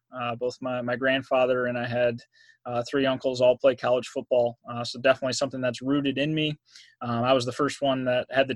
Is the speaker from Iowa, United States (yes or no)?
no; Belvidere, Illinois, United States; moved away as an adult; also born or lived in Santa Rosa, California / Indiana / Albany, New York; I was born in Santa Rosa, California. Grew up in Belvidere, Illinois, which is about an hour north of Chicago